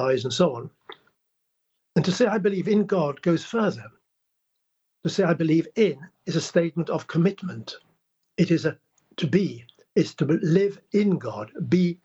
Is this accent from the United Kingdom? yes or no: yes; England, United Kingdom; also born or lived in Prague, Czech Republic; I was born in Prague in 1939 and spent the war under Nazi occupation and came over to England in 1946